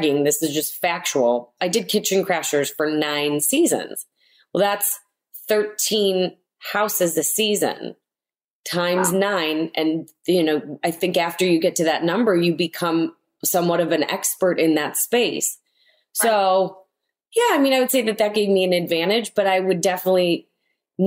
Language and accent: English; Chicago, Illinois, United States; this is where I was born and raised, you know, and we grew up in the John Hancock, which is right downtown on the Gold Coast